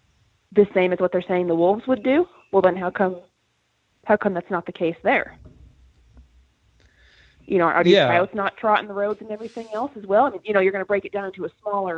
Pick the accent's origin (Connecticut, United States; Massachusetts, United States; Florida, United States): Connecticut, United States; I grew up in Connecticut. You hit deer like you smack mosquitoes. All the time.